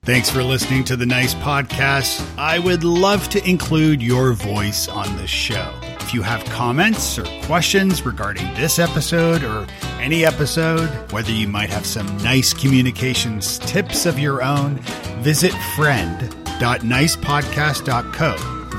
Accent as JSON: {"language": "English", "town": "Toronto", "region": "Ontario", "country": "Canada", "moved": "yes", "said": "I'm from Toronto originally."}